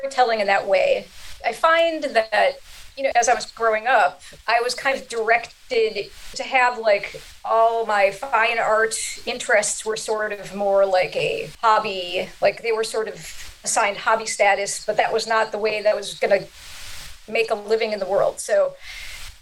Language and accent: English; Chicago, Illinois, United States; I grew up in Chicago